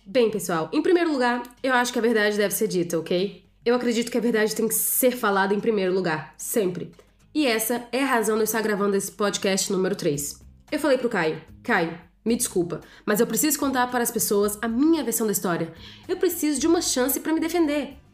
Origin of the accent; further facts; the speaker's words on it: Rio de Janeiro, Brazil; eu sou do Rio de Janeiro